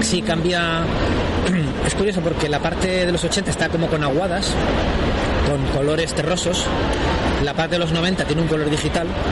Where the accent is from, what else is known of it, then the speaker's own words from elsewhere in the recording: Spain; first language Spanish; Yo me considero autor español y, es mi lengua